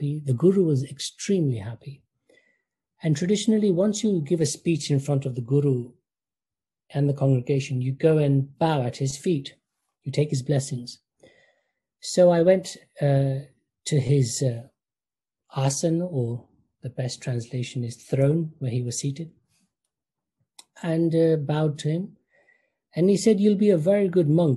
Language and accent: English; United Kingdom; growing up in the United Kingdom, my family, I can say, was classical Orthodox Hindu.